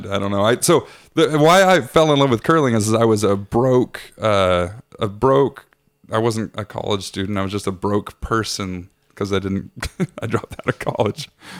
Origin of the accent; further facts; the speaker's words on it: Washington, United States; moved away; No, I'm from Washington State.